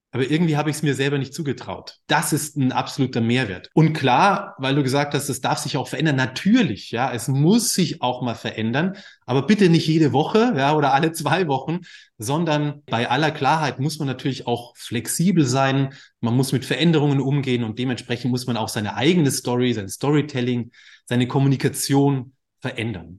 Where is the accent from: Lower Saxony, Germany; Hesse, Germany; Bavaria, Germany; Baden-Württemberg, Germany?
Bavaria, Germany; moved away as an adult; now in Hamburg, Germany; ich komme aus Bayern, ja, volles Klischee, Akkordeon, mit dem Akkordeonorchester unterwegs